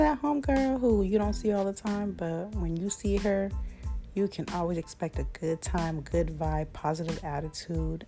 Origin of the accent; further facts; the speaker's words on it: San Diego, California, United States; I grew up in San Diego, California.